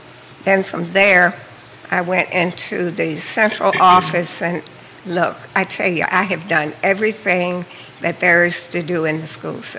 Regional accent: Fluvanna County, Virginia, United States; also born or lived in Washington, D.C. / Germany; I am a Fluvannian, born and raised in Fluvanna County, and left there after finishing high school and went to Virginia Union University.

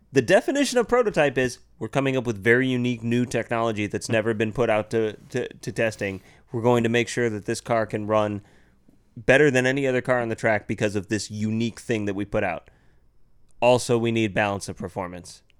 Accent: United States; being American

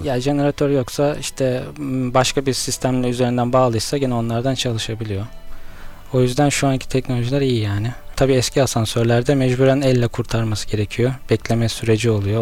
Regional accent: Istanbul, Turkey; 1990 İstanbul'da doğumluyum

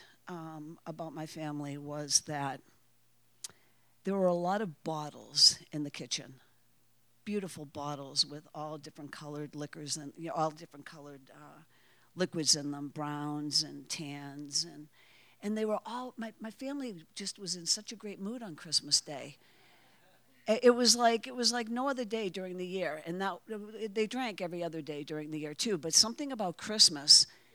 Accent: Waltham, Massachusetts, United States; I grew up in Waltham, Massachusetts.

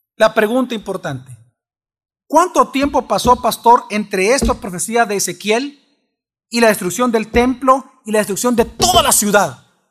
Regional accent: El Salvador; somos sensuales los salvadoreños

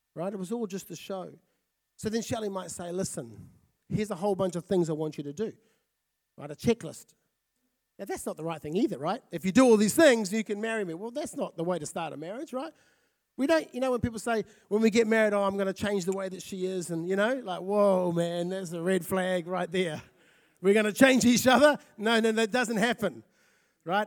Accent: Fiji; also born or lived in South Auckland, New Zealand; now in Napier, New Zealand; I grew up in Fiji.

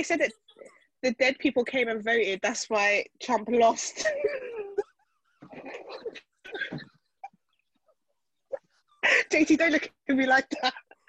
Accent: United Kingdom; I thank God every day that I was born in Britain, not America. Even though Britain's got its issues, but Lord, I'm glad I'm here.

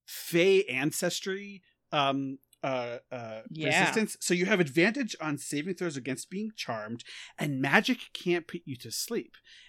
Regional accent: New York, United States; I'm a New Yorker.

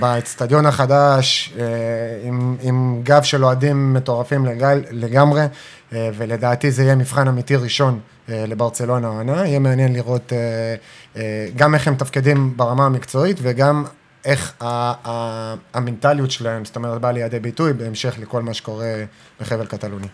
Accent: Ashdod, Southern District, Israel

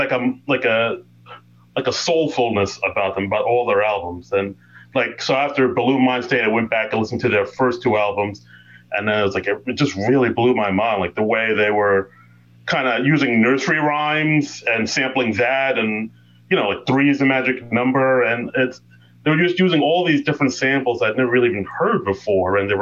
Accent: New York City, New York, United States; I grew up in Queens, New York

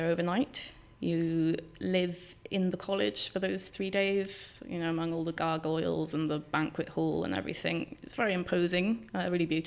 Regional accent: Llangadog, Wales, United Kingdom; I was from a place kind of not far from the valleys, just over. My dad lives in Estragon Lice, but at that time we were in Llangadog, Carmarthenshire

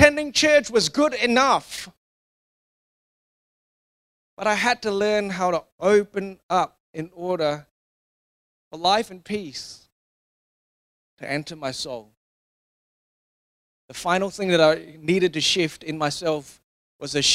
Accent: Singapore; growing up in Singapore

